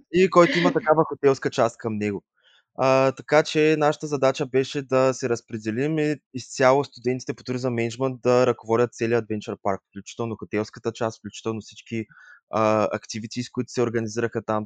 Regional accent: Yambol, Yambol Province, Bulgaria; also born or lived in Leeuwarden, Netherlands; now in Sofia, Bulgaria; Другия месец ще направя 24 от град Ямбол. В момента се намирам в град София

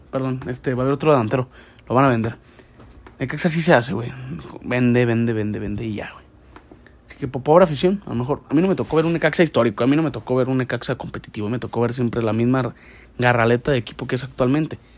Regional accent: Guadalajara, Jalisco, Mexico; Según yo, este güey es de aquí, de, de Guadalajara, pues, de donde soy.

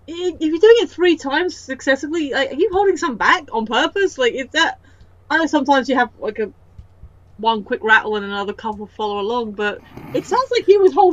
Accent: United Kingdom; being a British person with a bit of Irish, my step-friend dad was Norwegian.

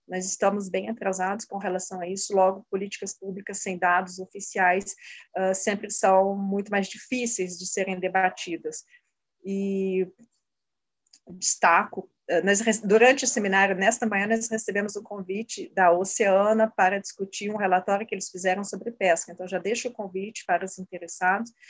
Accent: Brazil; como brasileiros e brasileiras

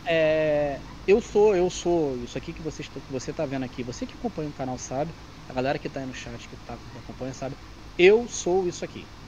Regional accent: Brazil; also born or lived in Campo Grande, Rio de Janeiro; eu sou brasileiro

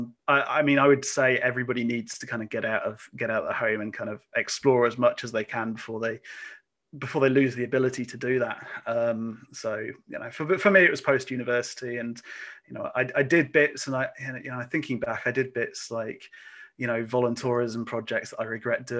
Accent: Lincolnshire, East Midlands, United Kingdom; I grew up in Lincolnshire

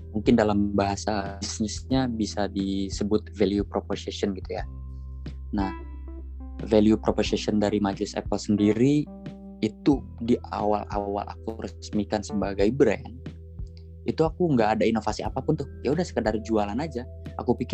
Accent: Pandeglang, Banten, Indonesia; btw daerahku itu di Banten ya di Pandeglang Banten nah di sini di daerahku demand-nya bagus nih soal iPhone

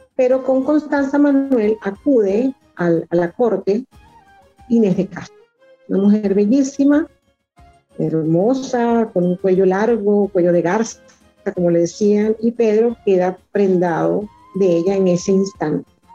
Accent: Los Taques, Falcón, Venezuela; moved away as an adult; also born or lived in Mérida, Venezuela; now in Caracas, Venezuela; soy venezolana, nací en el estado Falcón, en un pueblito que está en la punta del estado que se llama Los Taques

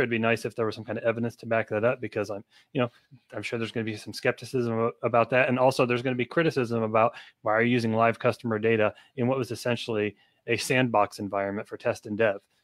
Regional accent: United States; I'm an American citizen

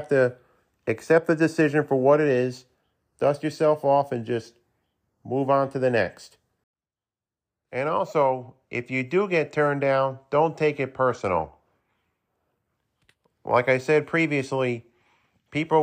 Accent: Saratoga Springs, New York, United States; my hometown of Saratoga Springs

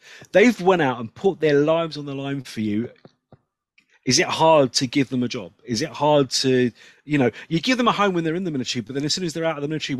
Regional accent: England, United Kingdom; I'm English and I don't understand it.

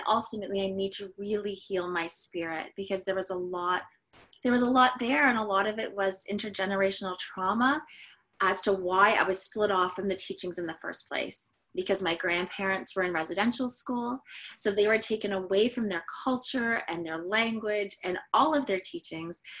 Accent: Canada; we are as Canadian as it gets

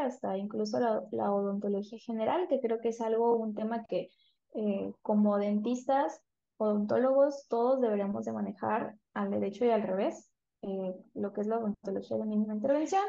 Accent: San Juan Bautista Tuxtepec, Oaxaca, Mexico; also born or lived in Veracruz / Puebla; Yo soy de Tuxtepec, que es un municipio que se encuentra en el estado de Oaxaca, soy oaxaqueña

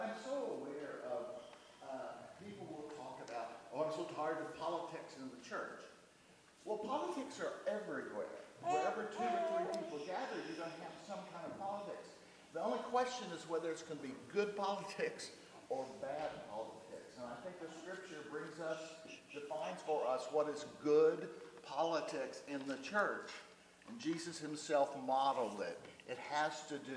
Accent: Oklahoma, United States; accent: Oklahoma; also born or lived in Dallas; now in North Dakota, United States; my accent's from Oklahoma.

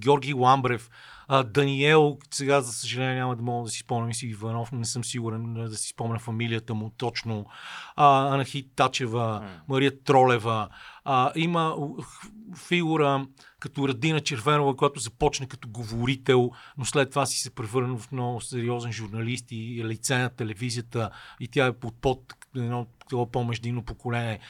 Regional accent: Bulgaria

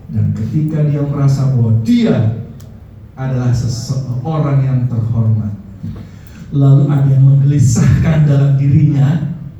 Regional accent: Java, Indonesia; kita orang Jawa bilang eman-eman

